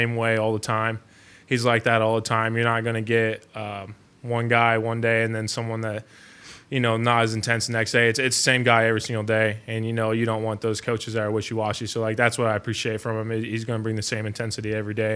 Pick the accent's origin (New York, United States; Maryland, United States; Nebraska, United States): Nebraska, United States; moved away; growing up in Nebraska